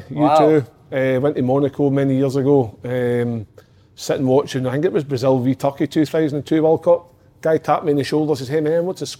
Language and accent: English; Stranraer, Scotland, United Kingdom; I'm from Stranraer, after all.